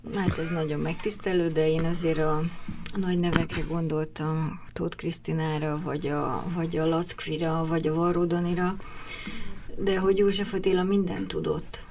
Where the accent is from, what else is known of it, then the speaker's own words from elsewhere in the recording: Budapest, Hungary; also born or lived in Miskolc; 8 te... évesen kerültem föl Budapestre, akkor az egész család költözött